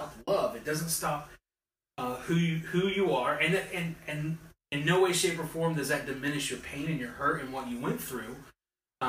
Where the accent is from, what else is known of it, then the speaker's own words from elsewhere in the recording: West Virginia, United States; I'm from West Virginia